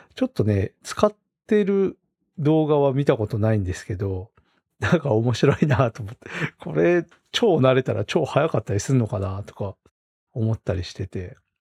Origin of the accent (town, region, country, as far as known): Rumoi, Hokkaido, Japan; born or raised there